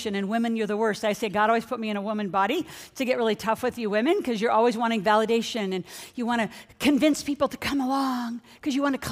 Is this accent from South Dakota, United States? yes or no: no; Nebraska, United States; moved away as an adult; also born or lived in New Orleans / San Francisco; Growing up in Nebraska